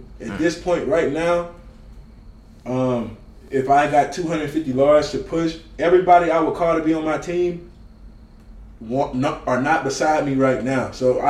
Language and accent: English; the South, United States; I'm from the South